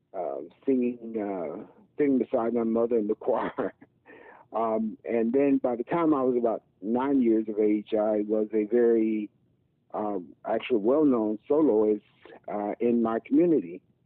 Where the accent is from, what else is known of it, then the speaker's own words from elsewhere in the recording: Mississippi, United States; now in Philadelphia, United States; I'm from Mississippi from a southern gospel background